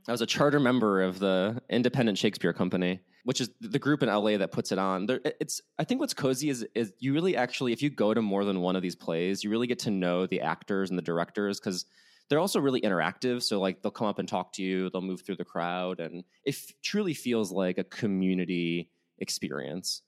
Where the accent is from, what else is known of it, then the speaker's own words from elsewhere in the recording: Chicago, Illinois, United States; now in Los Angeles, United States; I grew up in Chicago